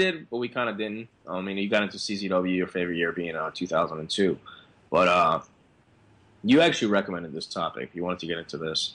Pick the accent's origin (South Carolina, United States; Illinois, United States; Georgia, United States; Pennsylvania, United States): Pennsylvania, United States; Philadelphia; I'm from South Philly